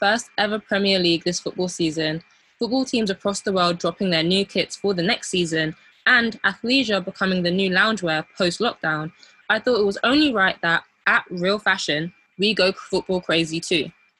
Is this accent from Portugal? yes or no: no; United Kingdom; despite our modern Black British Gen Z upbringing, our heritage, I would say, leans on the traditional side. So as we're both of Nigerian descent